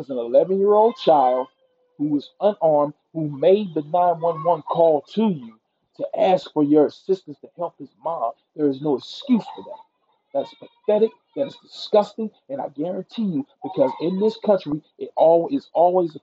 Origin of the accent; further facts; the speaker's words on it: Mississippi, United States; I'm from Mississippi